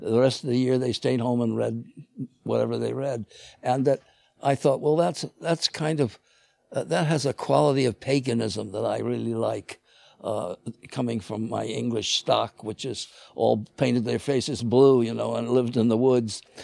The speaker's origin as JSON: {"language": "English", "town": "Chicago", "region": "Illinois", "country": "United States", "tie": "born or raised there", "said": "I grew up in Chicago"}